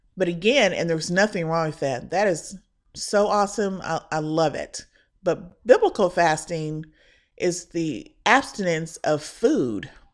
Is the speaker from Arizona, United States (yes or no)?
no; Indiana, United States; now in Texas, United States; The church that I was raised in back in Indiana